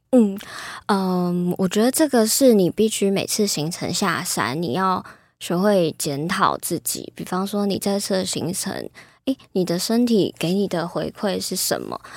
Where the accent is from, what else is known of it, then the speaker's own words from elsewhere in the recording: Taipei, Taiwan; 我是台北长大的小孩